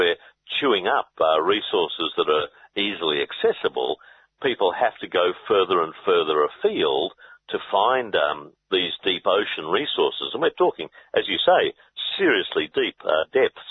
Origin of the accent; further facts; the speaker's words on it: Gippsland, Victoria, Australia; I grew up in Gippsland